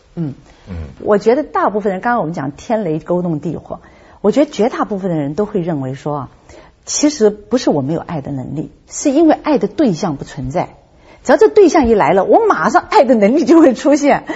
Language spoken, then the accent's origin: Chinese; Hong Kong; 我是在香港出生的